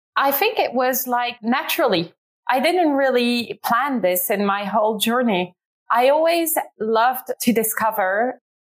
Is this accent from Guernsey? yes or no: no; Ghent, Flanders, Belgium; moved away as an adult; now in London, United Kingdom; Ghent, because it's my hometown